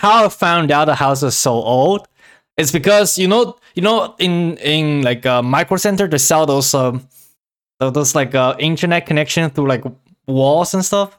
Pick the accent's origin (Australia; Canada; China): China; moved away; when I was back in China, my hometown, hometown cities, they're, like, my house doesn't have A C or heaters